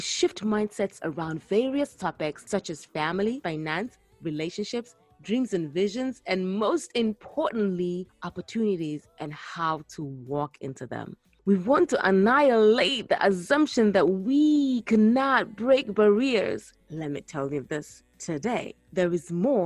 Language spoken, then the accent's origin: English; Gambia; moved away as an adult; also born or lived in Ghana / United Kingdom; now in United States; I am originally from Ghana, but grew up in the Gambia or West Africa